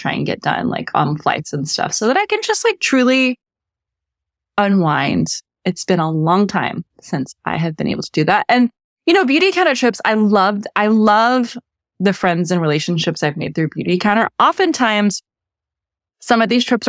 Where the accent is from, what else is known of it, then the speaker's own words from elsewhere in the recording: Texas, United States; I'm from Texas. We don't do rodeo chic